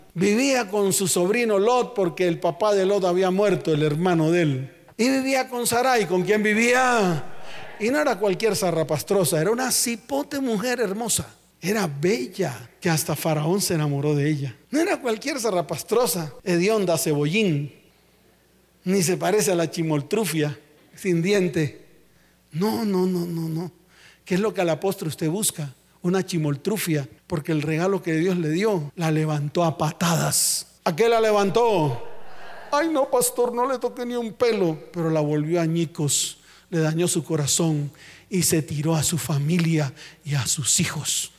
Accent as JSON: {"language": "Spanish", "town": "Santa Marta", "region": "Magdalena", "country": "Colombia", "said": "mi tierra, Santa Marta"}